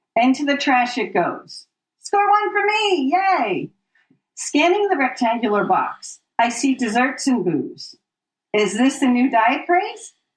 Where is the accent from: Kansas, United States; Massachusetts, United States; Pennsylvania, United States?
Pennsylvania, United States; Philadelphia; moved away as an adult; also born or lived in New York City; I grew up in the Philadelphia area